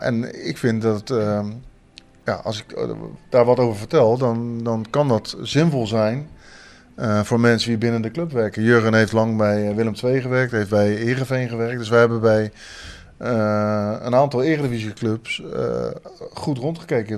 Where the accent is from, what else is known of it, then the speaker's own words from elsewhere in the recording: Leiden, South Holland, Netherlands; moved away as an adult; also born or lived in Breda; now in Maastricht, Netherlands; ik heb tot mijn twintigste in Leiden gewoond, waar ik ben opgegroeid